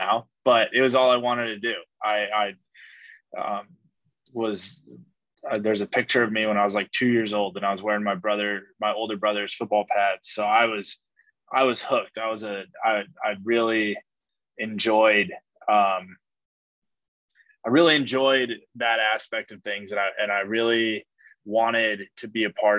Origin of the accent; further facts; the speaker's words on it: San Diego, California, United States; moved away; growing up in San Diego, you know, you're essentially surrounded by the military.